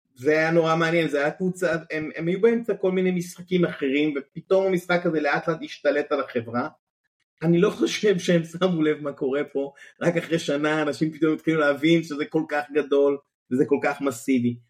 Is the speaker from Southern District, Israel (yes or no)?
yes; Kibbutz Hanetzurim, Southern District, Israel; אני הייתי באמת ילד כקיבוצניק, קיבוץ דתי, אה, קיבוץ הנצורים, קיבוץ אי שם בדרום